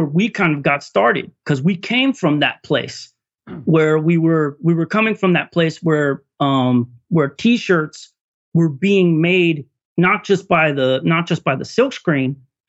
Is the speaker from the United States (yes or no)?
yes; California, United States; now in Duluth, United States; I'm transplant from California.